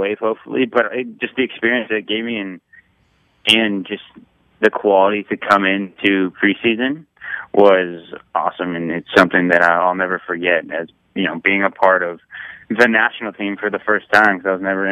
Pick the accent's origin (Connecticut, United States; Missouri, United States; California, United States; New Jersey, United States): California, United States; San Jose area; being in my hometown